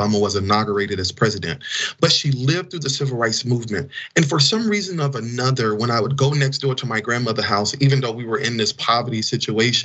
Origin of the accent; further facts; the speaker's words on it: Fayette, Mississippi, United States; now in Washington, D.C., United States; my hometown of Fayette, Mississippi